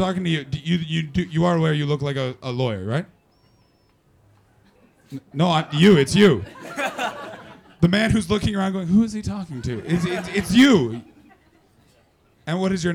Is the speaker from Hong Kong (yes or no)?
no; Canada; I'm from Canada